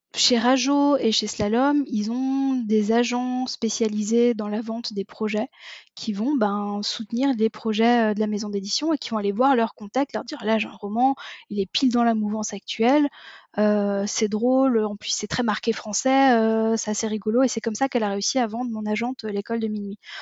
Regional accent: France; accent: Frenchie; j'ai un accent qui est terrible, mais j'ai bossé pendant dix ans dans une entreprise où on ne parlait que anglais, ce qui fait qu'au final, mon accent, j'ai réussi à en faire fi et à euh, accepter l'idée que j'étais la, la, la, euh, l'accent Frenchie

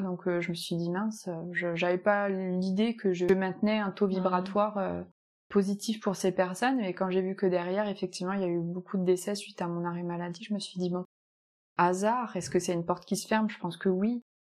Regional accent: Picardy, Hauts-de-France, France; moved away as an adult; also born or lived in Nice / Landes; now in Capbreton, France; je suis de Picardie, du Nord

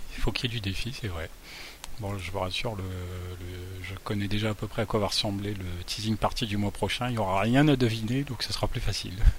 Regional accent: Boulogne-sur-Mer, Hauts-de-France, France; la photo du jardin des Tintelleries, un jardin proche de là où j'ai grandi.

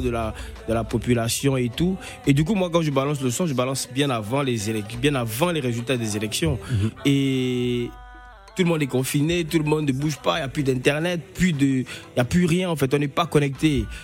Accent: southern Gabon, Gabon

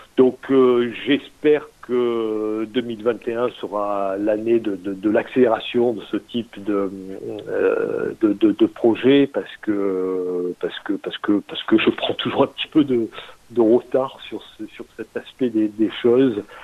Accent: Marseille, Provence-Alpes-Côte d'Azur, France; also born or lived in Toronto, Canada; Je suis, je suis marseillais

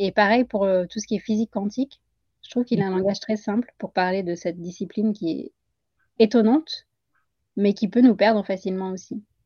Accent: Puducherry, India; also born or lived in Paris region, France; now in France; à Pondichéry. C'est là où j'ai grandi.

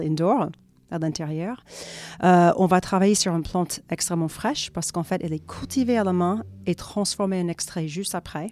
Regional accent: Florida, United States; accent: American; French is a second language; moved away as an adult; also born or lived in New York, United States; now in France; je suis américaine à la base. Et donc, euh, j'ai vécu, enfin, j'ai grandi en Floride, j'ai fait mes études à New York.

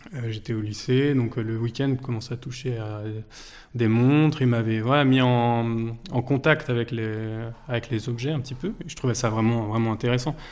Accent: Vexin, Île-de-France, France; Je suis originaire du Vexin, c'est les, jardins de Paris au, nord de, au nord de la capitale, à une vingtaine de minutes euh, du centre de Paris. Euh, et, voilà, j'ai grandi là-bas

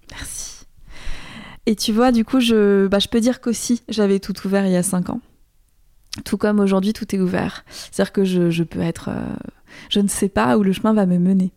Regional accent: Alsace, Grand Est, France; la maison où j'ai grandi en Alsace

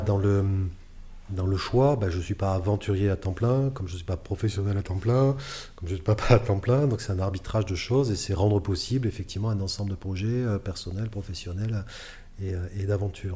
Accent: Bordeaux, Nouvelle-Aquitaine, France; je suis originaire de Bordeaux

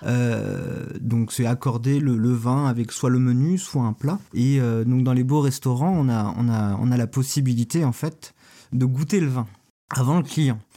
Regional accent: Lorient, Brittany, France; also born or lived in Quimper / Saint-Nazaire; je suis né à, Quimper, mais j'ai grandi à Lorient. J'ai été de l'école primaire au collège euh, à Lorient.

